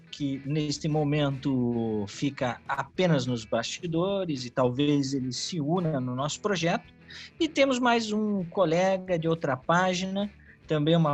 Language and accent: Portuguese; Curitiba, Paraná, Brazil; sou de Curitiba, tenho 34 anos, gosto de videogames desde minha adolescência.